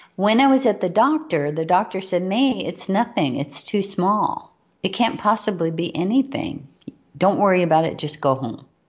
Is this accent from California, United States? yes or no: no; Hawaii, United States; We were raised in Hawaii